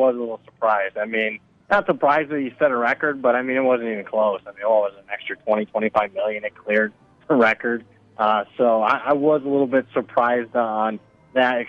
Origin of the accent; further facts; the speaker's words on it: Ohio, United States; Ohio goes live in April. That's my home state